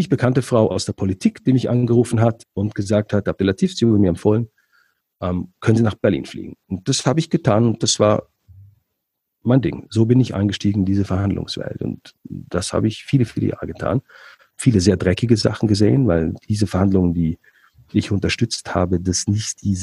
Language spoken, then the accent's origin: German; Switzerland; born there; also ich bin in der Schweiz geboren, aber die Familie aus, kommt aus Ägypten.